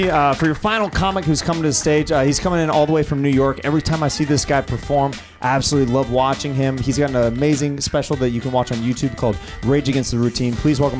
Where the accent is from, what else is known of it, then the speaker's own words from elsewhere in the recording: China; Yeah, in China, yeah.